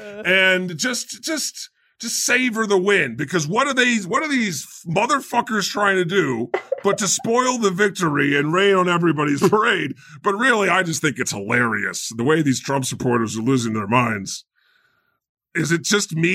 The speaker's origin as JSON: {"language": "English", "town": "Scranton", "region": "Pennsylvania", "country": "United States", "said": "You don't know what the fuck I've been through. I'm from Scranton."}